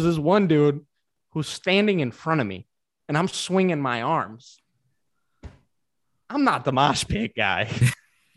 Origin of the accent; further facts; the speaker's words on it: Detroit, Michigan, United States; I love my hometown. I'm still here